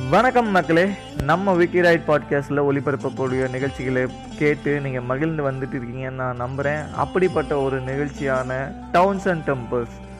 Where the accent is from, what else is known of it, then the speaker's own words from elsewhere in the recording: Madurai, Tamil Nadu, India; நானும் மதுரைக்காரன் தான்